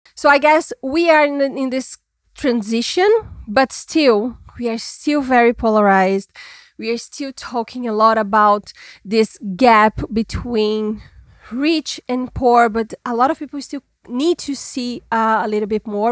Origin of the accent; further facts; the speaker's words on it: Minas Gerais, Brazil; now in São Paulo, Brazil; I was born in Minas Gerais, which is another state in Brazil